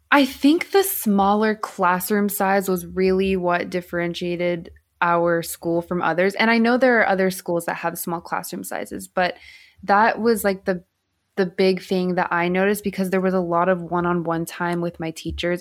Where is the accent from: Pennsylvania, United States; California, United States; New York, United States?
California, United States; Southern; I grew up in Southern California